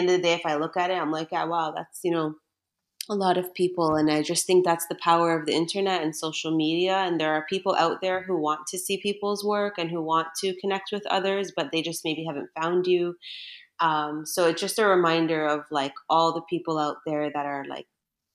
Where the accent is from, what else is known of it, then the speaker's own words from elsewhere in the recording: Toronto, Ontario, Canada; moved away as an adult; also born or lived in Mississauga / Bahrain; I was personally born and raised in Toronto, Ontario, Canada